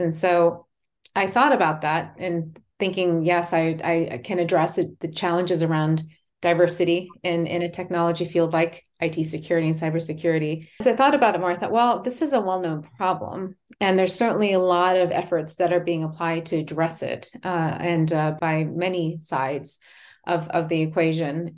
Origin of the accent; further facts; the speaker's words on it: Japan; now in Texas, United States; I'm, um, born and raised in Japan.